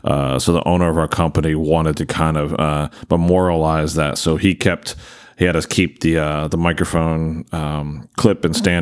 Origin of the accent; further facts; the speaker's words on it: Maryland, United States; I'm not originally an Eagles fan. I'm originally from Maryland, so I'm a Ravens fan.